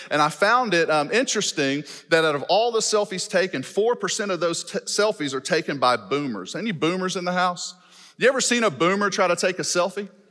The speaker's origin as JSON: {"language": "English", "town": "Shreveport", "region": "Louisiana", "country": "United States", "tie": "born or raised there", "moved": "as an adult", "lives_now": "Fort Smith, United States", "said": "I was born and raised in Louisiana, educated in the Louisiana public school system, graduated college from Louisiana, did my master's online. I've been living in Arkansas for nine years"}